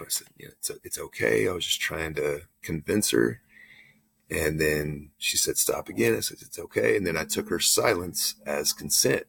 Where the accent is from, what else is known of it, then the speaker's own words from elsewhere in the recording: Texas, United States; I grew up in Texas